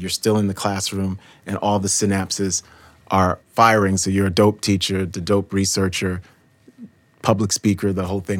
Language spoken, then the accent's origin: English; New York City, New York, United States; I grew up in New York City.